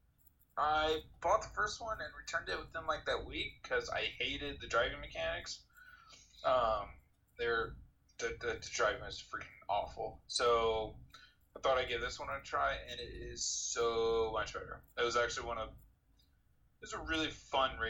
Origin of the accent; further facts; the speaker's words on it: Indiana, United States; Here locally, we're all from Indiana